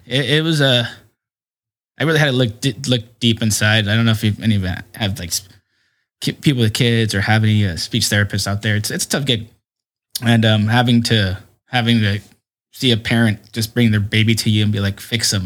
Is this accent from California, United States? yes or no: yes; San Diego, California, United States; my parents' house where I grew up in is in Southcrest